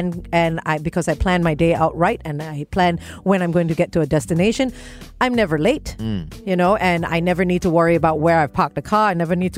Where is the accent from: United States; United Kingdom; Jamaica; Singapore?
Singapore